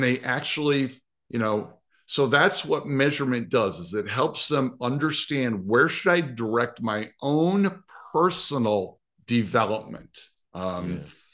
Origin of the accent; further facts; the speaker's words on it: Nebraska, United States; I grew up in Nebraska.